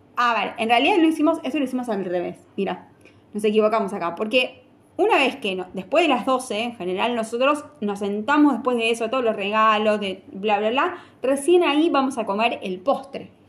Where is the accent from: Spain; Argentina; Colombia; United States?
Argentina; Somos argentinos